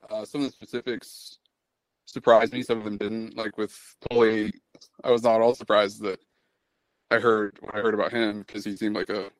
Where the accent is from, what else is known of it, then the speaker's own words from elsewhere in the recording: Lincoln, Nebraska, United States; I'm from Lincoln, Nebraska